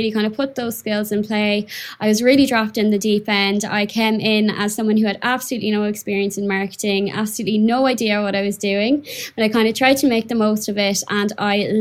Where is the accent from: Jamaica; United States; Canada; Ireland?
Ireland; Mayo, Connacht; moved away as an adult; now in London, United Kingdom; where I'm from in Ireland, little old Mayo